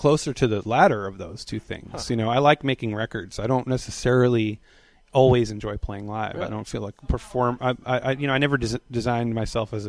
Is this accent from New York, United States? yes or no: yes; New York City, New York, United States; also born or lived in Brooklyn / the South / Lexington, Kentucky; now in Richmond, United States; I grew up on Staten Island, so my parents kind of say coffee and talk and stuff